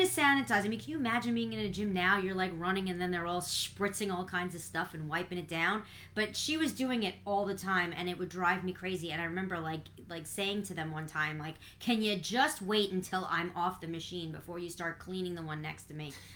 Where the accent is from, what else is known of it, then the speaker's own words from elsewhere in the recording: New York City, New York, United States; when I was growing up in Brooklyn, we, you know, as a Brooklyn girl